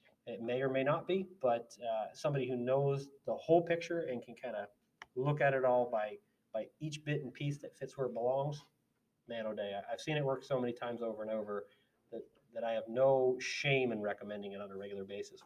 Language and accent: English; United States; I'm an American